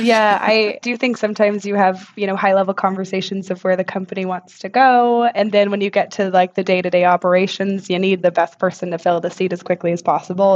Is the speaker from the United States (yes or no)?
yes; Texas, United States; moved away as an adult; also born or lived in Houston; now in London, United Kingdom; I'm a Texan born and raised.